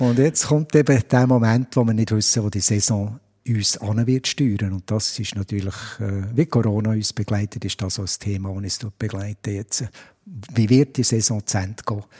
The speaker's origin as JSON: {"language": "German", "town": "Biel", "region": "Bern", "country": "Switzerland", "said": "als Bieler"}